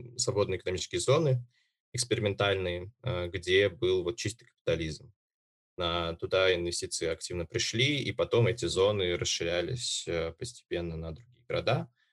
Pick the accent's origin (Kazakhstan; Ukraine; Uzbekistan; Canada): Uzbekistan; now in Moscow, Russia; Родом я сам из Узбекистана